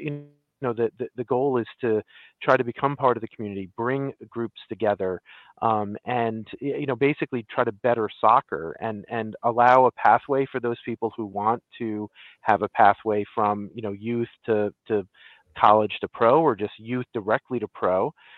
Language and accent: English; New Jersey, United States; some people don't think that Central Jersey exists, but of course we who live there know that it does because we live there. We're from there.